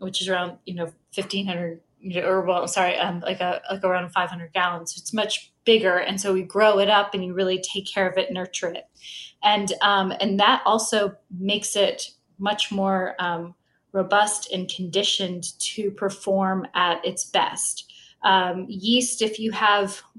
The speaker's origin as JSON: {"language": "English", "region": "Kentucky", "country": "United States", "tie": "born or raised there", "also_born_or_lived": "Cincinnati, Ohio", "said": "I was born in Cincinnati, which is just, you know, an hour and a half away from Louisville. And, but I moved down here when I was in elementary school. So I feel like a true Kentuckian"}